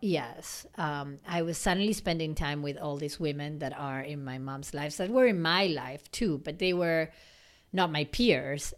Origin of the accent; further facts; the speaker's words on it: Argentina; moved away; growing up in Argentina and our family and how we were raised